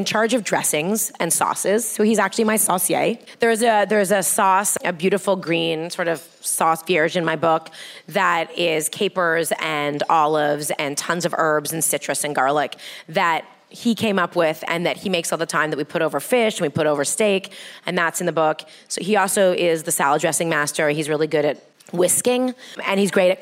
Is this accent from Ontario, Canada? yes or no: yes; Toronto, Ontario, Canada; moved away as an adult; also born or lived in Manhattan; now in Brooklyn, United States; we're Canadians, so I grew up in Toronto